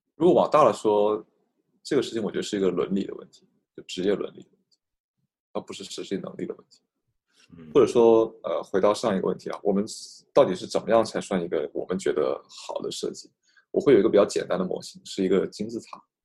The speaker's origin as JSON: {"language": "Chinese", "town": "Guangzhou", "region": "Guangdong", "country": "China", "said": "作为一个广州人"}